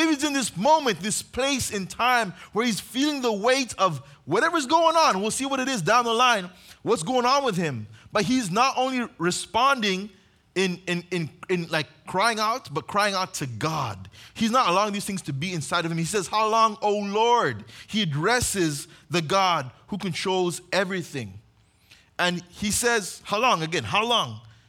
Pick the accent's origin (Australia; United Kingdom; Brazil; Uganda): Uganda; now in United States; If you guys don't know, I grew up on mission in Uganda.